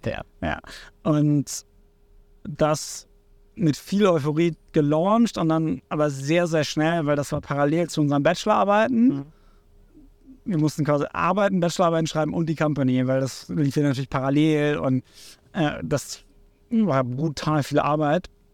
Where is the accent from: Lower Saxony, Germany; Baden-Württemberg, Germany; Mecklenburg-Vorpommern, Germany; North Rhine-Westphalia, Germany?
Lower Saxony, Germany; Cuxhaven; moved away as an adult; also born or lived in Hamburg; Ich komme ursprünglich aus Cuxhaven, ähm, von der Nordseeküste.